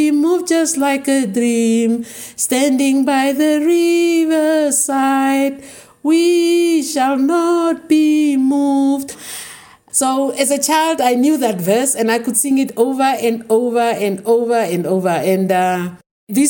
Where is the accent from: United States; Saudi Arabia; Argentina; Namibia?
Namibia; Windhoek, Khomas; I was born in Kadutura, in Windhoek.